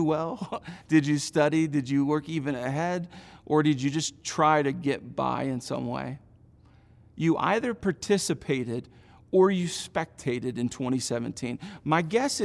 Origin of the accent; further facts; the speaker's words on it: Indiana, United States; from middle school through college, I grew up in Indiana